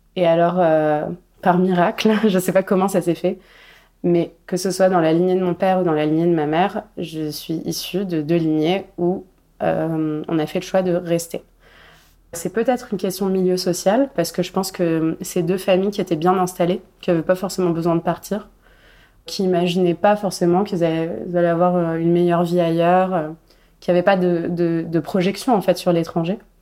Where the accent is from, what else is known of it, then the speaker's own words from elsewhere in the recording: Casablanca, Casablanca-Settat, Morocco; moved away as an adult; now in Paris, France; je suis née à Casablanca euh, et j'habite à Paris depuis 13 ans et demi. J'ai passé ma jeunesse au Maroc